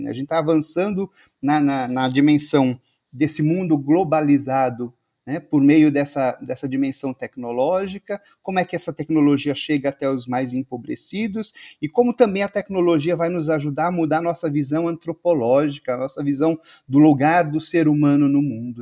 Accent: Campo Limpo Paulista, São Paulo, Brazil; eu sou da cidade de Campo Limpo Paulista, interior de São Paulo

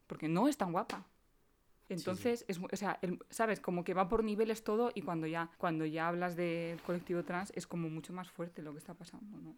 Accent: Spain; soy una chica española, blanca, normal y corriente

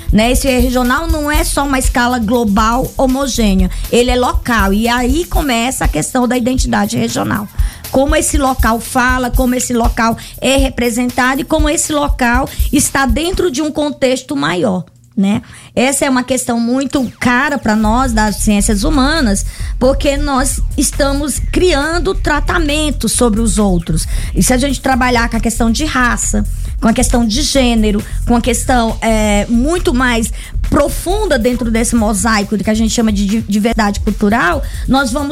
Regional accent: Rio Grande do Sul, Brazil; Essa coisa quando você diz, ah, eu sou gaúcho, todos falam é, ou brincam com o meu sotaque ou com a minha regionalidade, né?

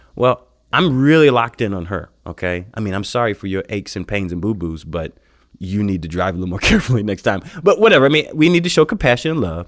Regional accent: United States; moved away as an adult; now in India; being an American, growing up in America

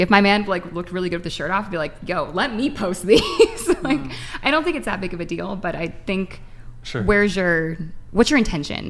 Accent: Redondo Beach, California, United States; I'm from Redondo Beach. Like, I'm at the beach a lot.

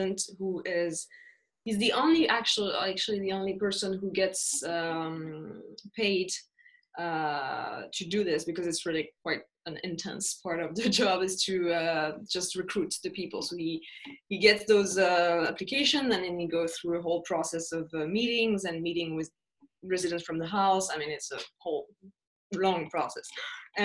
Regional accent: France; moved away as an adult; also born or lived in Sweden; now in Stockholm, Sweden; I'm from France

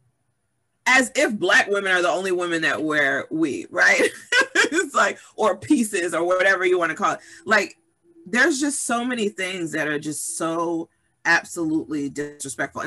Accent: Summit, New Jersey, United States; I grew up in Summit, New Jersey

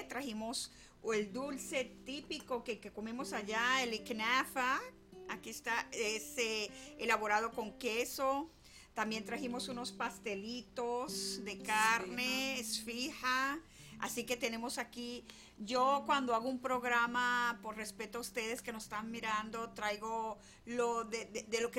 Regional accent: United States; que pues tú y yo nos criamos acá en Estados

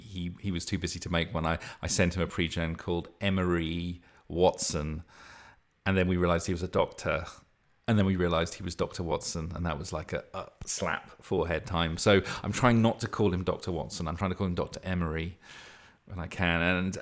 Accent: North West England, United Kingdom; accent: Lancashire; but it kept slipping into my bloody Lancashire accent.

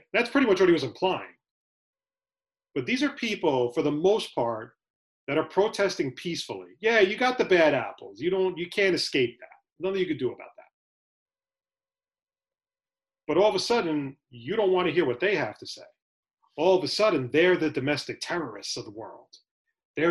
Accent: United States; as an American

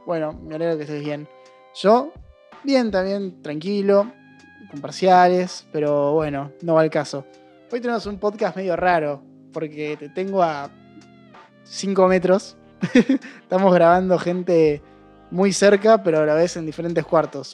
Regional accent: Argentina; nosotros como sociedad argentina

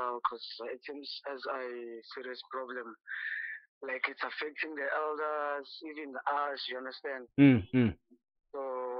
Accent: Bekkersfort River Cross, Limpopo, South Africa; I'm from Bekkersfort, River Cross, at the age of 25 years.

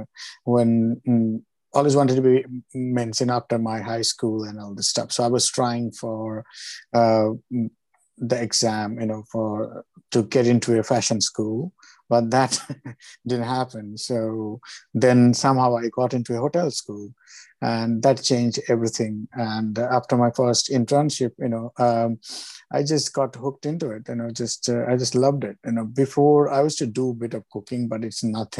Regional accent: Kolkata, West Bengal, India; moved away; I grew up in Calcutta, so I'm a Bengali 100%

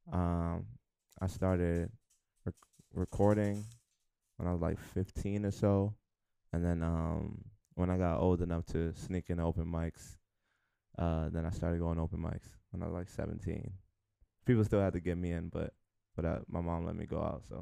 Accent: New York City, New York, United States; from the Bronx, Hunts Point.

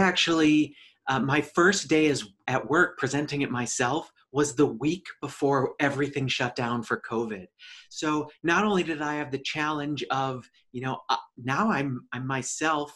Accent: suburban Twin Cities, Minnesota, United States; life growing up for me was in suburban Twin Cities, Minnesota

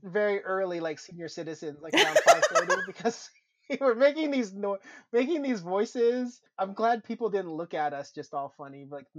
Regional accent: Issaquah, Washington, United States; Enzo Bistro and Bar in Issaquah, in my hometown

